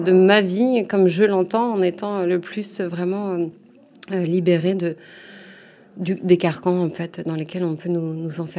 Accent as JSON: {"language": "French", "region": "Normandy", "country": "France", "tie": "born or raised there", "moved": "yes", "lives_now": "Paris, France", "said": "j'habite à Paris dans le deuxième. Euh, ça fait quelques années que je suis à Paris, mais sinon je suis originaire de Normandie. D'accord. Euh, voilà, j'ai grandi là-bas."}